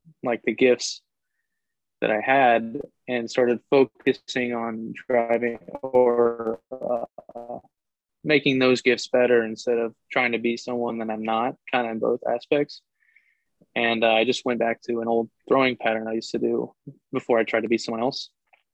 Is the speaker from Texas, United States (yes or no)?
yes; Texas, United States; moved away; I'm from Texas